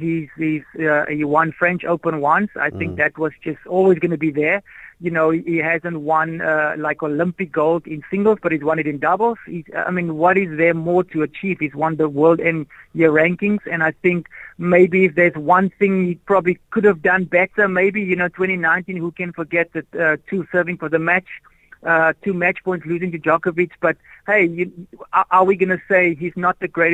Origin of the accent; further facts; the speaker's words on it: South Africa; Although I'm still South African, I like to help wherever I can in South Africa.